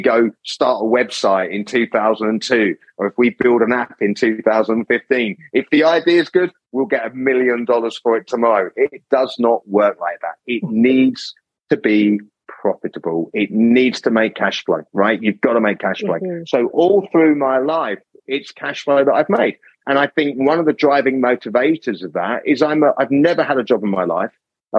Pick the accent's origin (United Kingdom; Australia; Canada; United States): United Kingdom; England; accent: English; I get constant comments about my accent being English.